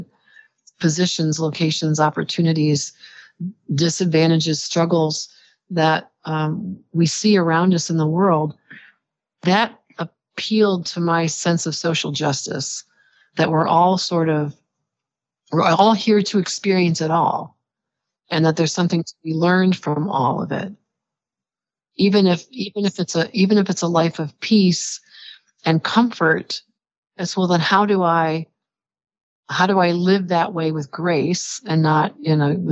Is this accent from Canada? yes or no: no; United States; being born and raised in the United States